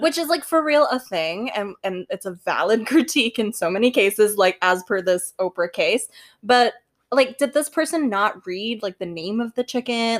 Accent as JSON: {"language": "English", "country": "Singapore", "said": "I'm Singaporean, like, on top of the many other identities I hold"}